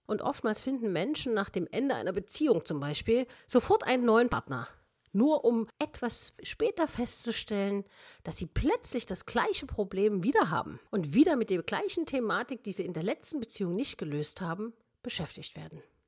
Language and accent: German; Germany; wir sind Deutsche